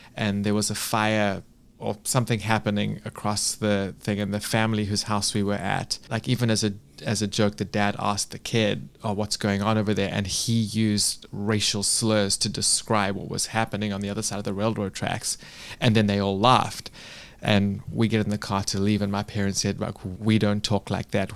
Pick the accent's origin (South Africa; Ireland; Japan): South Africa; moved away as an adult; also born or lived in United Kingdom; now in United States; I was born and raised in Africa, in South Africa